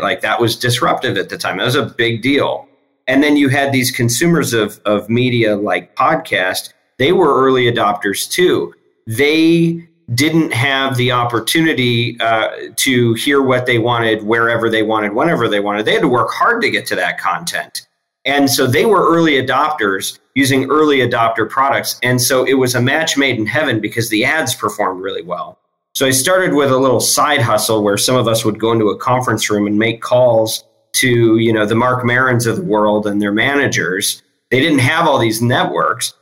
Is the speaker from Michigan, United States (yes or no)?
yes; Michigan, United States; moved away as an adult; I grew up in Michigan. First half of my life was there.